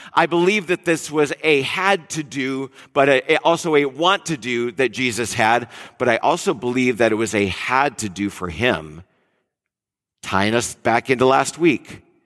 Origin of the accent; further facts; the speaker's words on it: Detroit, Michigan, United States; moved away as an adult; also born or lived in Mill Valley, California; I'm from Detroit area